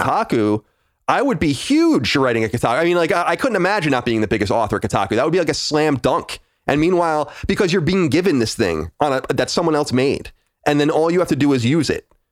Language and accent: English; Long Island, New York, United States; I'm born and raised on Long Island, New York